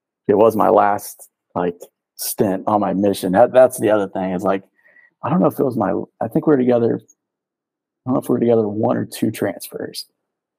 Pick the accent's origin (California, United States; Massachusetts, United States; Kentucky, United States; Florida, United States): Kentucky, United States; I'm from Kentucky